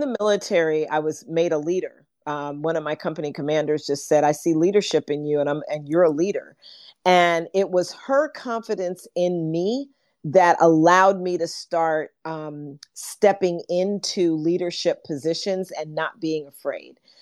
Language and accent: English; New York City, New York, United States; born and raised in New York City as a, as a kid during the civil rights movement